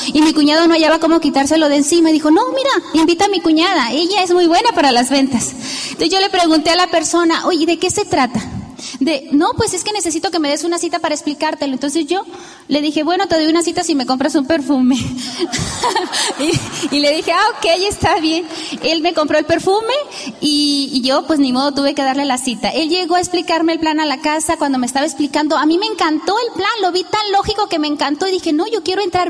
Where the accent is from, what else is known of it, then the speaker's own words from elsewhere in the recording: Tijuana, Baja California, Mexico; also born or lived in Juan José Ríos, Sinaloa; Ahí nacimos y crecimos a la edad de 10 años, a la edad de 7 años, nosotros emigramos a Tijuana.